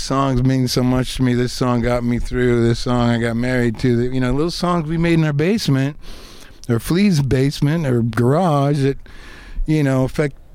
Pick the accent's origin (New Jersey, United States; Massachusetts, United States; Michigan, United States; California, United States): Michigan, United States; outside of Detroit; I grew up outside of Detroit, Michigan